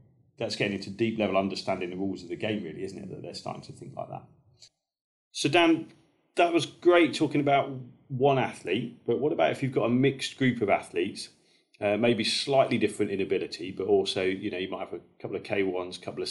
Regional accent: Kent, South East England, United Kingdom; where I grew up down in Kent, we had four gates

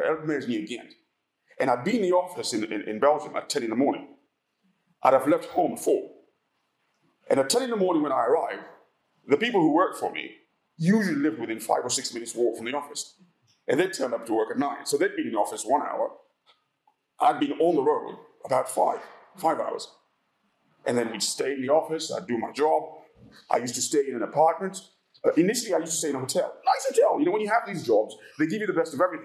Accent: Uganda; moved away; also born or lived in England; I come from Uganda

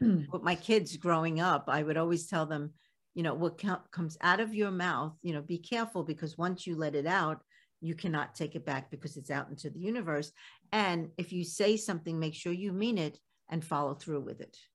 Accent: New York City, New York, United States; accent: Brooklyn; I still have my Brooklyn accent and it still comes out

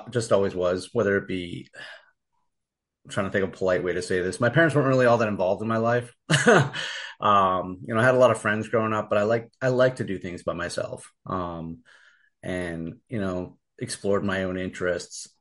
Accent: Martha's Vineyard, Massachusetts, United States; I grew up on Martha's Vineyard. For those who don't know, it's an island in Massachusetts

